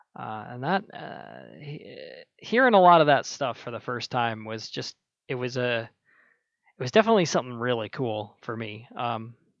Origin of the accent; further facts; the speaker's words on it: Minnesota, United States; I was born in Minnesota, uh, freezing, freezing plains